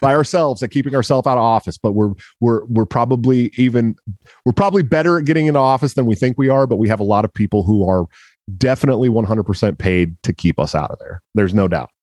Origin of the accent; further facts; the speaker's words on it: Washington, United States; that's my home state